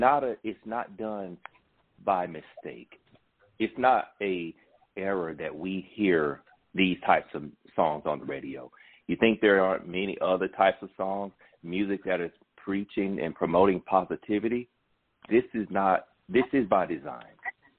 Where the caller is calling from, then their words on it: McDonough, Georgia, United States; I'm calling from McDonough